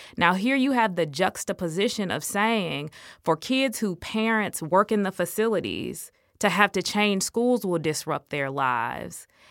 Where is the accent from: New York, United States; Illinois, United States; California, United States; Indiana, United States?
Illinois, United States; Illinois because it was my home state